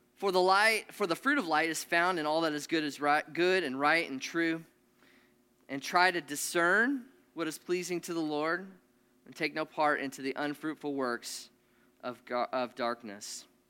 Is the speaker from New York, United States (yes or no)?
no; Nebraska, United States; I grew up in Nebraska.